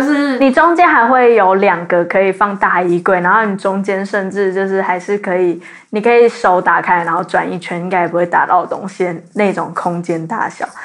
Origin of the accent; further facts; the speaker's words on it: Zhonghe, New Taipei, Taiwan; 说成我是台北人，然后大家问我说你是台北哪里，然后我说中和，他们就会说明明就是新北